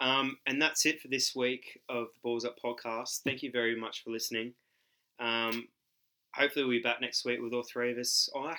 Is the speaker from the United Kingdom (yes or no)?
no; Australia; being Australian?